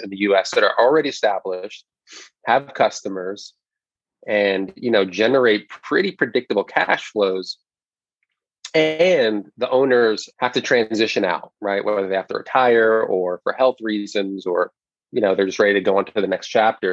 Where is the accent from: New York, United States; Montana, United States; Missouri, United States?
New York, United States; I grew up in New York, first generation American